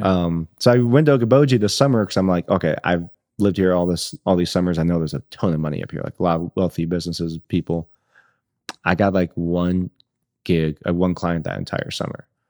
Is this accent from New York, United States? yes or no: no; Northwest Iowa, United States; moved away; I grew up in Northwest Iowa, super small rural community, grew up on the farm